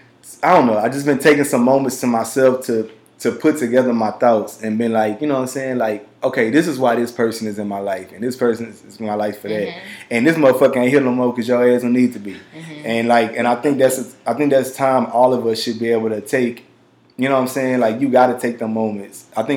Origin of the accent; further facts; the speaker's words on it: Louisiana, United States; also born or lived in Texas; we're from the South. Like growing up in Louisiana and Texas, like, and y'all know where I grew up at.